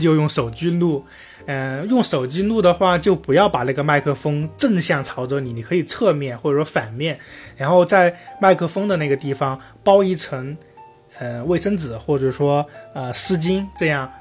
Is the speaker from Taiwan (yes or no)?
no; Sichuan, China; accent: Sichuan-accented Mandarin (川普); 我现在这个川普